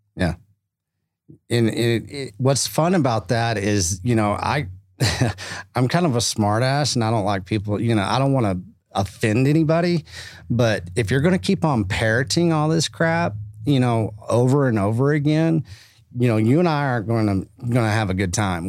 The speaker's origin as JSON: {"language": "English", "region": "Texas", "country": "United States", "lives_now": "Austin, United States", "said": "being Texan"}